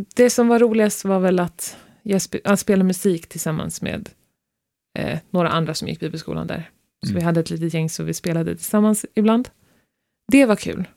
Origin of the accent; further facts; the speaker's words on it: Stockholm, Stockholm County, Sweden; moved away as an adult; now in Norway; vi är båda uppvuxna i Stockholm